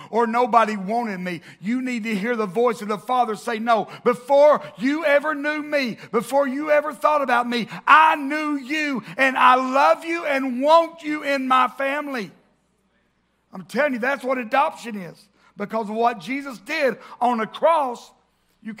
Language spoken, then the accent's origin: English; the South, United States; growing up in the South and growing up in church